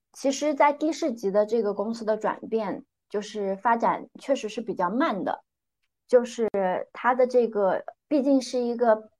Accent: northern Jiangsu, China; moved away as an adult; also born or lived in Hong Kong; now in Shenzhen, China; 我出生在江苏苏北的一个小县城，一个非常普通的双职工家庭

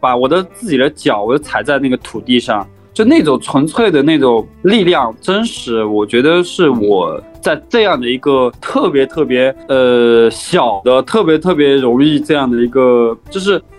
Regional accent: Honghe Prefecture, Yunnan, China; now in Menglian, China; 我我是云南的，呃，红河州的人，离。孟连这边，哎，稍微有一点点远了

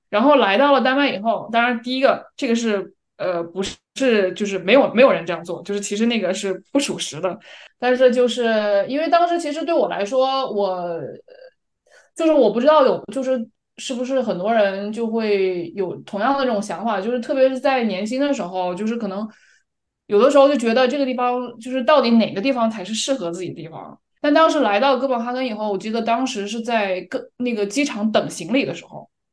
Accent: China; moved away as an adult; now in Copenhagen, Denmark; 我从小在国内长大

